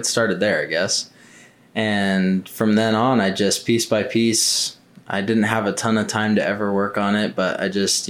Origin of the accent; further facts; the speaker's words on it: Mesa, Arizona, United States; So I was born and raised in Mesa, Arizona. Lived here pretty much my whole life.